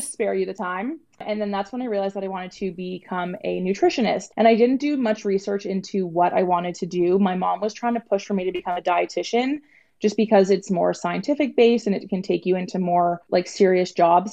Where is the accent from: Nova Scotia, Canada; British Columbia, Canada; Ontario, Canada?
Ontario, Canada; Toronto; I am from Toronto, Ontario